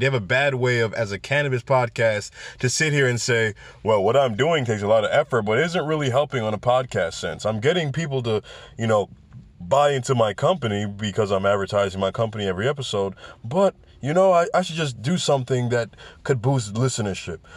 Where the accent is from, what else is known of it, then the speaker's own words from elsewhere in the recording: New York City, New York, United States; I'm from the Bronx